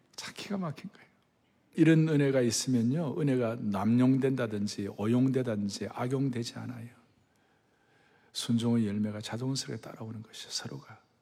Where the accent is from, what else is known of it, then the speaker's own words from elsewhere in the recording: Yeongnam, South Korea; 저는 아주 영남 출신이